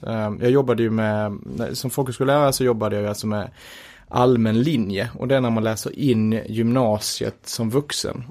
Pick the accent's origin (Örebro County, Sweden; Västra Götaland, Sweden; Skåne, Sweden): Skåne, Sweden; Göinge; moved away as an adult; now in Stockholm, Sweden; jag är från Göinge